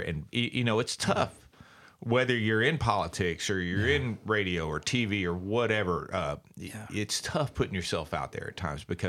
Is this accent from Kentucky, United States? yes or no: yes; Bowling Green, Kentucky, United States; I'm from Bowling Green.